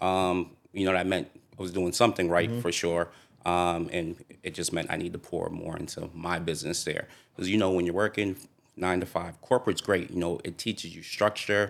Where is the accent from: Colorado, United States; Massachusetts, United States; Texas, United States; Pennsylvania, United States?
Massachusetts, United States; Boston; grew up in Dorchester